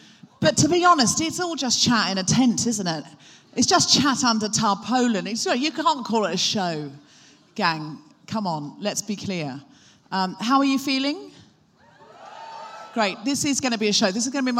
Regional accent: Gold Coast, Queensland, Australia; also born or lived in Brisbane; I was born in Brisbane, Australia. That's right. My accent comes and goes. I moved to the Gold Coast when I was 4.

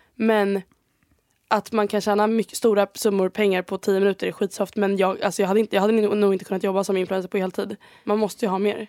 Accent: Sweden; moved away as an adult; now in Spain; jag är bara så svensk

